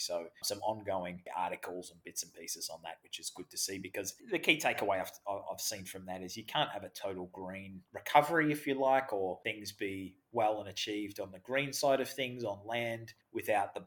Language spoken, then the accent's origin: English; Australia; accent: Australian; my Australian accent's